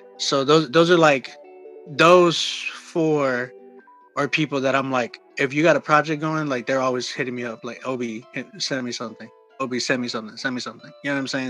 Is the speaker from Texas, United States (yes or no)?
yes; San Antonio, Texas, United States; moved away as an adult; now in Oklahoma, United States; I'm from San Antonio